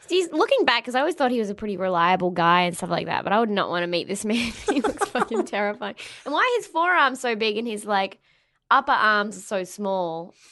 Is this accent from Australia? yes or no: yes; Australia